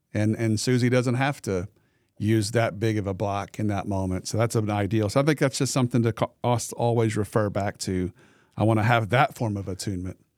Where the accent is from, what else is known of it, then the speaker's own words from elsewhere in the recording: the Delta, Arkansas, United States; I grew up in the Delta. very, very poor part of Arkansas.